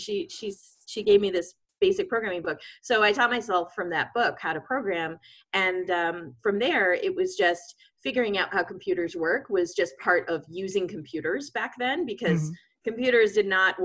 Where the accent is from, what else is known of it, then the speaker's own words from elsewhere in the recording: Boston, Massachusetts, United States; moved away as an adult; now in San Francisco, United States; I grew up in Boston